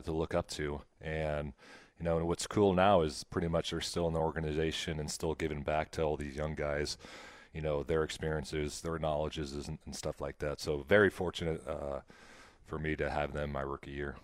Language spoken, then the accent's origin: English; Nebraska, United States; I grew up in Nebraska